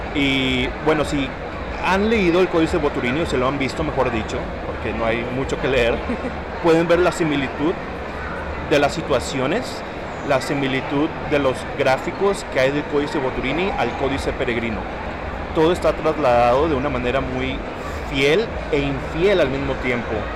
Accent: San Antonio, Texas, United States; soy de San Antonio, Texas

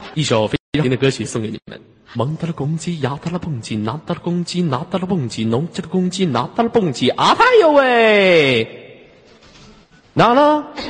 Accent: Northeast China, China; accent: Northeastern; 我们东北话

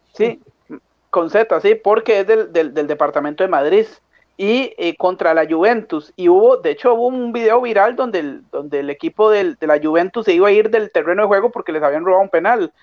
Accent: Costa Rica; siendo costarricense

